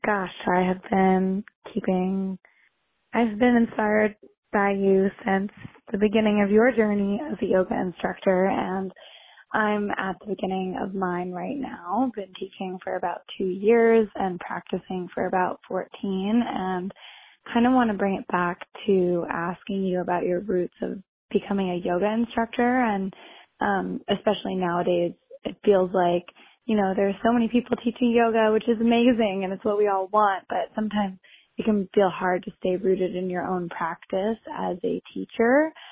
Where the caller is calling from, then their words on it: New York City, New York, United States; I am calling in from Brooklyn, New York